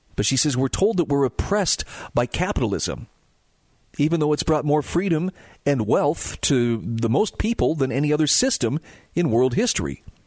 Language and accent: English; Utah, United States; here in my home state of Utah